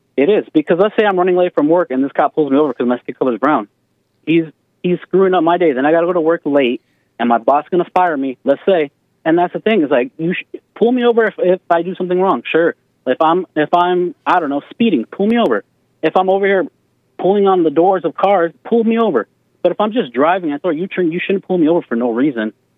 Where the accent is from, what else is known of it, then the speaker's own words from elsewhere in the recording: Albuquerque, New Mexico, United States; I'm from Albuquerque, New Mexico, and the predominant majority is brown people.